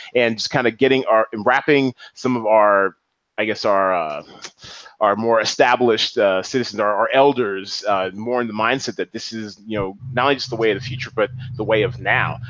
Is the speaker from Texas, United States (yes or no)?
no; Seattle, Washington, United States; also born or lived in New York; I'm Seattle all day, every day. You know, I'm, I'm a son of the 206.